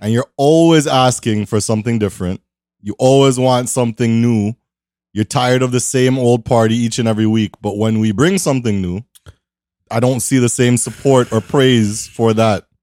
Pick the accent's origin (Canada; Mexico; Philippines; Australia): Canada; Toronto, Ontario; I'm in, I'm from Toronto